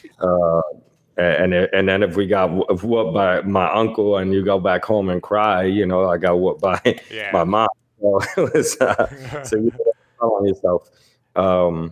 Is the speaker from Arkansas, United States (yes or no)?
no; New York City, New York, United States; I grew up in the Lower East Side. It's like the Lower East Side part of Manhattan.